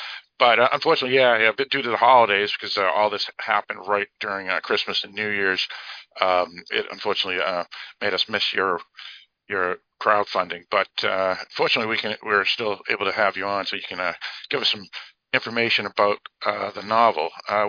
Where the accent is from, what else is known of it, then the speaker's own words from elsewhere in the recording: United States; I'm an American